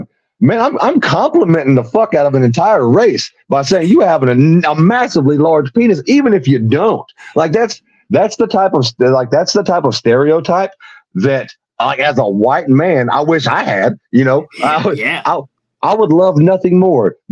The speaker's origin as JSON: {"language": "English", "town": "Houston", "region": "Texas", "country": "United States", "tie": "born or raised there", "lives_now": "Sherman, United States", "said": "I was born up here in Sherman, which is north of Dallas, real redneck area up here. But I was raised in and around Houston, Texas"}